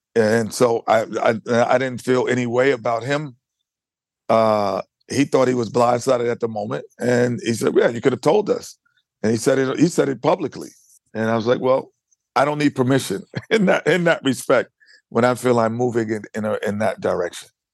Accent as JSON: {"language": "English", "region": "New York", "country": "United States", "said": "Being a New Yorker"}